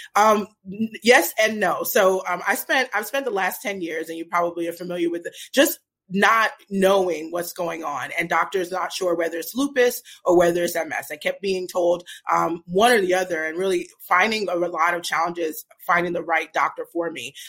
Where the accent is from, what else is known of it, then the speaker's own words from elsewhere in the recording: New York City, New York, United States; moved away as an adult; also born or lived in New Jersey; now in Portland, United States; I'm originally from Brooklyn, New York. Um, uh, so I grew up in Brooklyn